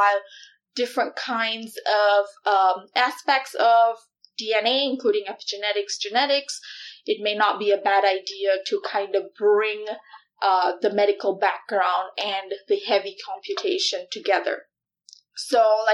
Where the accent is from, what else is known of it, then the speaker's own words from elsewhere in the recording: Malaysia; moved away as an adult; now in Iowa, United States; I was born and raised in Malaysia and moved to Iowa when I was 19.